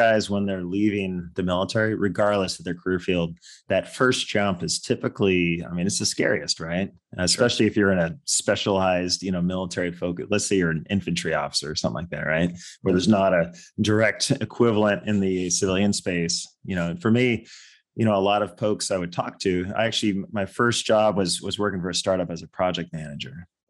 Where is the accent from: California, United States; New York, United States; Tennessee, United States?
California, United States; growing up in California, just outside of San Francisco.